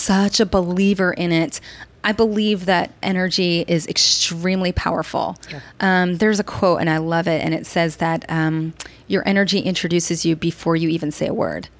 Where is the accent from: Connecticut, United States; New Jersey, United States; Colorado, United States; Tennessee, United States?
New Jersey, United States; moved away as an adult; also born or lived in Baltimore / Bangkok, Thailand; now in Washington, D.C., United States; I'm from New Jersey